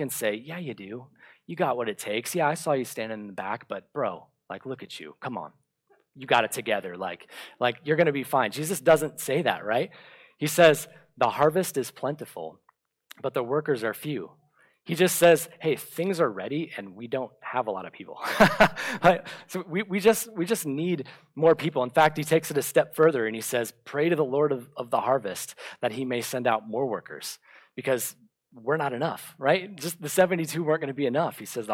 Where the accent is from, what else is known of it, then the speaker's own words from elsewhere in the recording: Bradenton, Florida, United States; my hometown in Bradenton, Florida